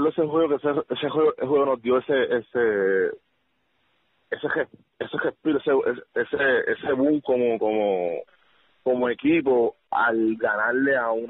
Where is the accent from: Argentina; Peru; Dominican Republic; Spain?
Peru; pues como que nos veía más como nosotros, como los peruanos